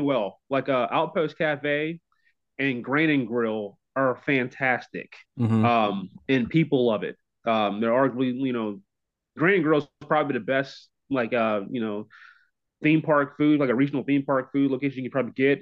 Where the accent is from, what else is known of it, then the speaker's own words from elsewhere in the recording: Kennett, Missouri, United States; I was born in Kennett, Missouri.